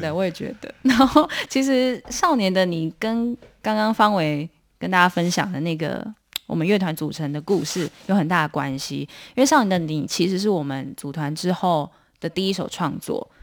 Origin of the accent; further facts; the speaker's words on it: southern Taiwan, Taiwan; 我们是南部人